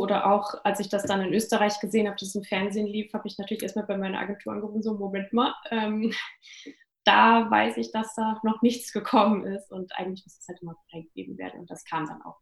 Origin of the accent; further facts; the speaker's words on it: Großenlüder, Hesse, Germany; moved away; ich komme aus einem kleinen Dörfchen bei Fulda, Großen Lüder, falls es Leute mal googeln wollen, wo das liegt. Und bin dort aufgewachsen